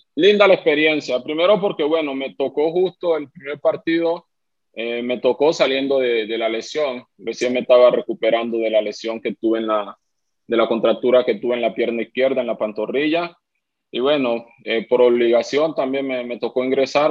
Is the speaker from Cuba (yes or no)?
no; Colombia; now in Honduras; yo soy, yo soy colombiano, mi esposa es venezolana y mi hija es hondureña